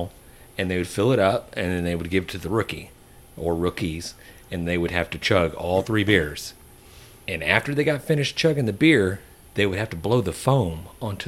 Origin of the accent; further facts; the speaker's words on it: Houston, Texas, United States; Growing up in the Houston area